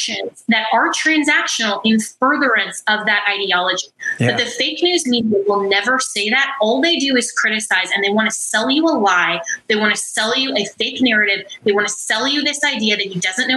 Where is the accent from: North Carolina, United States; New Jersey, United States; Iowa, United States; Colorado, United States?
Colorado, United States; I come from Colorado